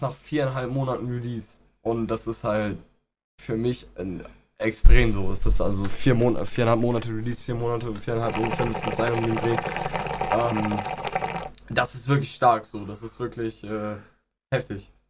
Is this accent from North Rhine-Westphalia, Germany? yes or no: yes; Aachen, North Rhine-Westphalia, Germany; also born or lived in Inden; ich bin hier in Aachen groß geworden